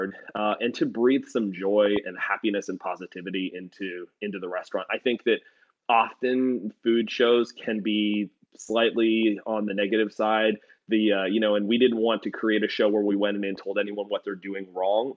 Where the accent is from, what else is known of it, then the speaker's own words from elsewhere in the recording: Canada; I'm from Canada